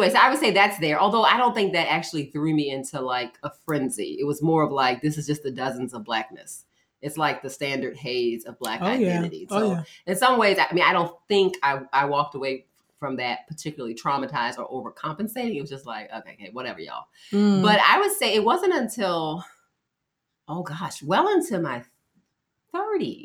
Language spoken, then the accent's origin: English; Baltimore, Maryland, United States; I grew up in Baltimore